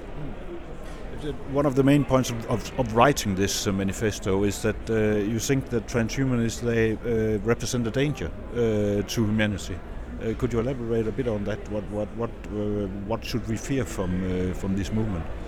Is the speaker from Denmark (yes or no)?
yes; Denmark; my home country, Denmark